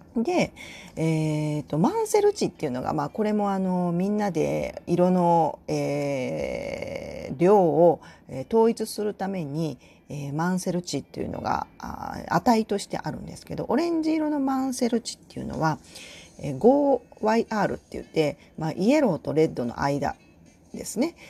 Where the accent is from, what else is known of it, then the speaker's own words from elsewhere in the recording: Tokushima, Japan; also born or lived in Kagawa Prefecture; now in Kansai, Japan; 香川で生まれて徳島で育った